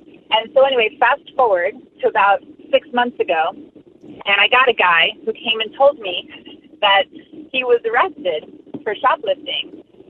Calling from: New Jersey, United States

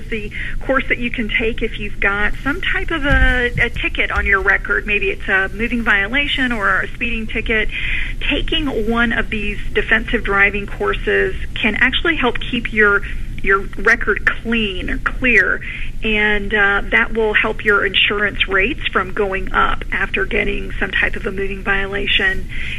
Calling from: Austin, Texas, United States; I am in Austin, Texas.

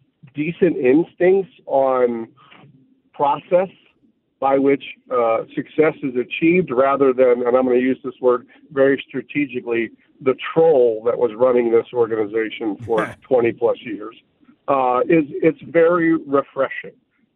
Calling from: Eldersburg, Maryland, United States

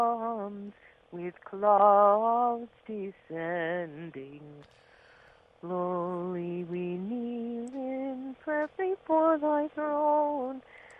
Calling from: Winnetka, California, United States

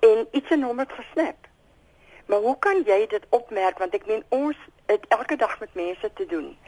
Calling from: Tilburg, North Brabant, Netherlands; Môre net, ek is hier van Tilburg.

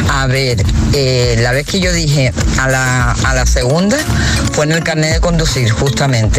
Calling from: Zaragoza, Aragon, Spain; de Zaragoza

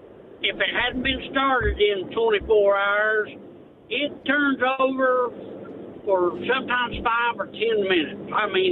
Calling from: Lonsdale, Arkansas, United States; I'm from Lonsdale, Arkansas.

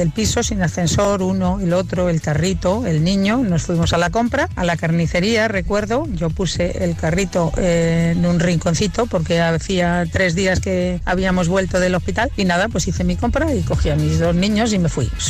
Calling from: Talavera de la Reina, Castilla-La Mancha, Spain; de Talavera de la Reina.

